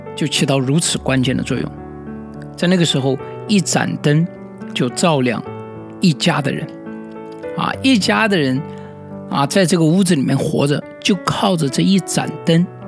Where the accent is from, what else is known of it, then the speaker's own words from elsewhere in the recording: China; 我们中国人